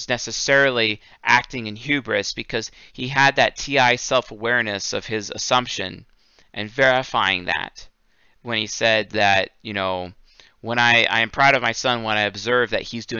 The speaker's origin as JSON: {"language": "English", "town": "Seattle", "region": "Washington", "country": "United States", "tie": "born or raised there", "moved": "yes", "said": "I'm from Seattle. I grew up there."}